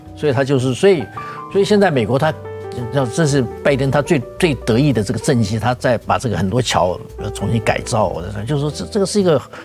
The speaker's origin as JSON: {"language": "Chinese", "country": "Taiwan", "moved": "yes", "lives_now": "United States", "said": "我们台湾人"}